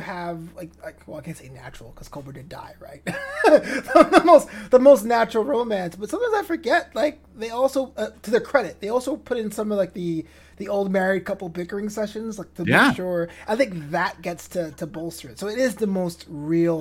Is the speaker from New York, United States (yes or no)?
yes; New York City, New York, United States; now in Los Angeles, United States; I'm from New York, or Brooklyn specifically